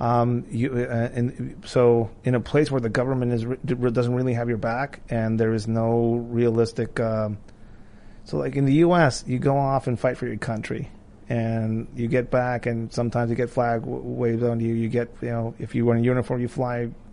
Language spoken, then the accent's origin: English; Tijuana, Baja California, Mexico; moved away as an adult; now in United States; I grew up in Tijuana, I was a, like a skater kid